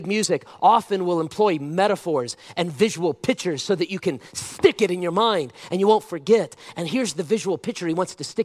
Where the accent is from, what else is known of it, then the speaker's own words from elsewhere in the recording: United States; I'm an American